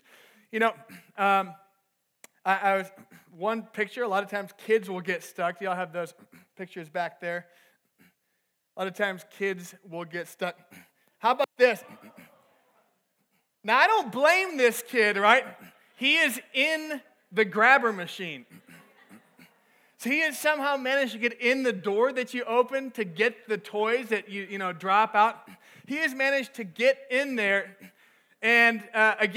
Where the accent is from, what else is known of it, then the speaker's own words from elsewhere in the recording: Minnesota, United States; moved away as an adult; also born or lived in Texas; I was back home. I'm from Minnesota. I was back home for the summer